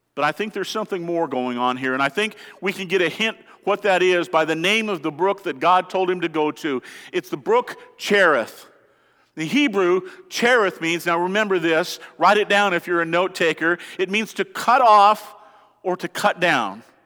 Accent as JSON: {"language": "English", "region": "Colorado", "country": "United States", "said": "I'm from Colorado"}